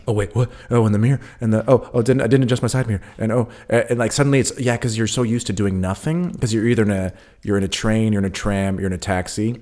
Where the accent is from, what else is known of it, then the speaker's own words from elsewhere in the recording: California, United States; now in Berlin, Germany; I'm also, uh, from a coast, you know, I'm from California